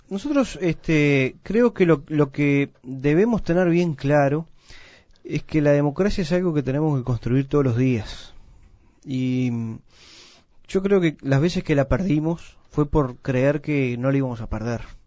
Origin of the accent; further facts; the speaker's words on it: Uruguay; tenemos un precioso país